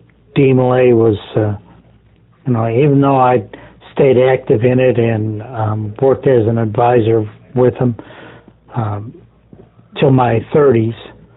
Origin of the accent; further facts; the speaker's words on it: Oriental, North Carolina, United States; even though I was raised here in Oriental and the master wore a top hat, and he still does